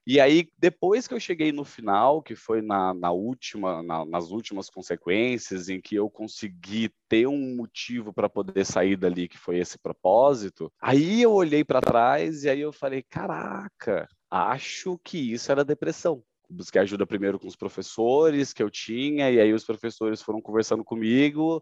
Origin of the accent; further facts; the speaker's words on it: Goiânia, Goiás, Brazil; eu sou natural de Goiânia